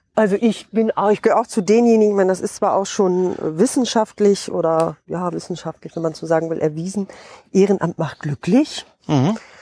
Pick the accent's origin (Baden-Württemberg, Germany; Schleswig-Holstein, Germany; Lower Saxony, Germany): Lower Saxony, Germany; Osnabrück district; also born or lived in North Rhine-Westphalia / Hesse; bin hier aufgewachsen im Landkreis Osnabrück